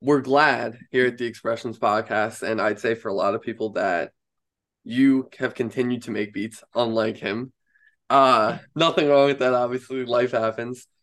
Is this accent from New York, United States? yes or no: yes; Long Island, New York, United States; I'm from Long Island in New York here